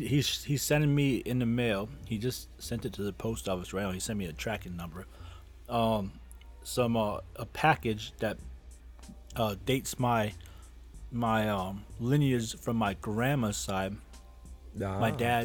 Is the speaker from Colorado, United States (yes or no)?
no; California, United States; I think I'm Egyptian. Cause I see I got a lot of people say, "Hey, where are you from?" I'm like, California.